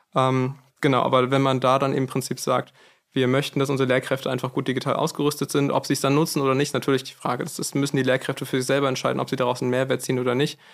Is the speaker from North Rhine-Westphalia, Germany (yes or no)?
no; Frankfurt, Hesse, Germany; bei uns in Frankfurt